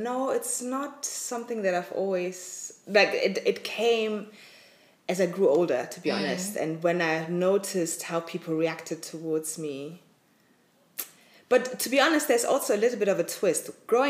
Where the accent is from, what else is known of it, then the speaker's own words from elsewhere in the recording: Mönchengladbach, North Rhine-Westphalia, Germany; now in Berlin, Germany; I was born and raised in Mönchengladbach, a small town in Nordrhein-Westphalia near Düsseldorf. My parents are from Ghana. And been living now back in Germany for the past 2 years now. I'm in Berlin.